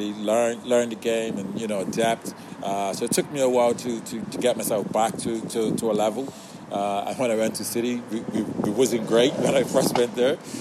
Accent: Bermuda; moved away; I'm this kid from Bermuda

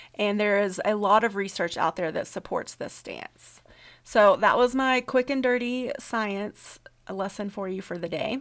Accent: the South, United States; I'm from the South

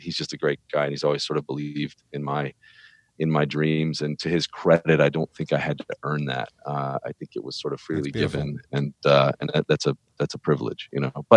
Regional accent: Birmingham, Alabama, United States; I was born and raised in Birmingham, Alabama

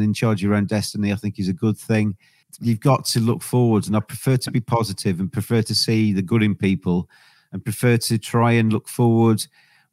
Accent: England, United Kingdom; I'm English. I'm very proud to be English

